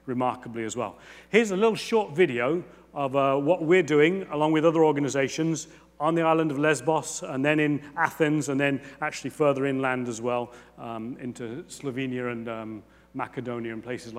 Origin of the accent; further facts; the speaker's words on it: England, United Kingdom; I'm a good Englishman